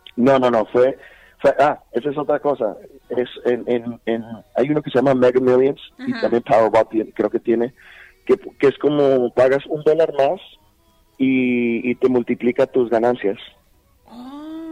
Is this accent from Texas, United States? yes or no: yes; El Paso, Texas, United States; also born or lived in Pittsburg, California; nací en California, en, en uh, Bay Area. Uh en California, en Pittsburgh, es el, en, en Bay Area. Y de allá me vine con los ocho años, o sea, a, al Paso, Texas